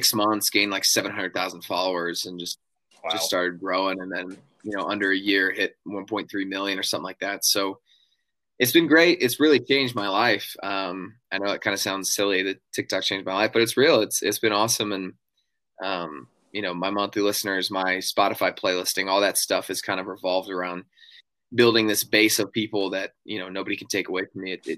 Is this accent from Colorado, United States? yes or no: yes; Denver, Colorado, United States; now in Nashville, United States; I grew up in Colorado